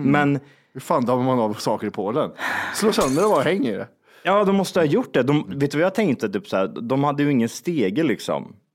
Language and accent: Swedish; Zimbabwe; jag är från Zimbabwe och min kompis är från eh, Kirgizistan.